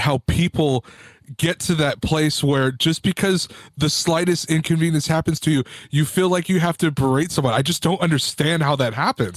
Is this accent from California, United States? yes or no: yes; Whittier, California, United States; born and raised in Whittier, California